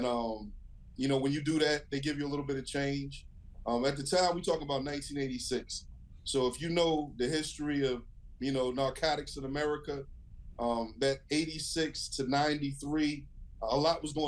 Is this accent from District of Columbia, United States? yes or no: no; Herndon, Virginia, United States; also born or lived in Western Pennsylvania; I grew up in Herndon, Virginia, actually Fairfax County